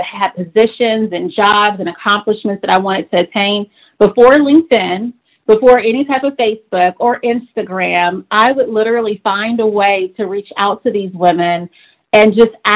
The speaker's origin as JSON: {"language": "English", "town": "Atlanta", "region": "Georgia", "country": "United States", "tie": "born or raised there", "also_born_or_lived": "Los Angeles, California", "said": "my early childhood started in Los Angeles, lots of wonderful memories of coming together as a family. And then we moved from Los Angeles to Atlanta"}